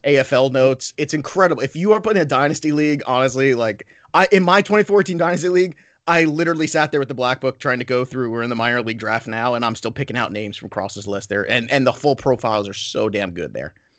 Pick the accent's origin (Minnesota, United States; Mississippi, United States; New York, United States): New York, United States; I'm Italian and I'm from New York and I talk fast